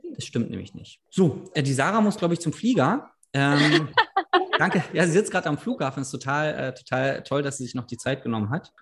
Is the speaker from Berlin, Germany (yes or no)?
yes; Berlin, Germany; ich komme ja aus Berlin